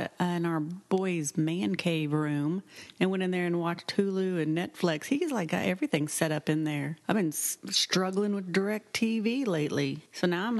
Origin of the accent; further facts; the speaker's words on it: Oklahoma, United States; moved away; we are originally from Oklahoma.